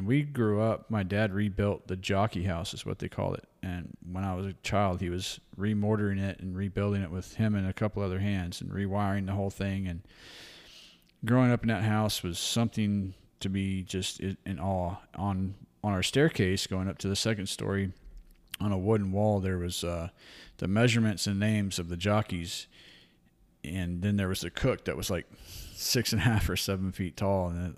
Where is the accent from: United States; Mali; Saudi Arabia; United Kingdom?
United States; Kerrville, Texas; born there; I was born in 1979 in Kerrville, Texas.